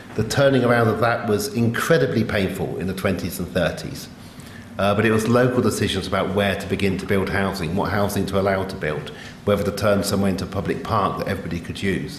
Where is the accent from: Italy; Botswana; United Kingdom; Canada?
United Kingdom; England; I'm English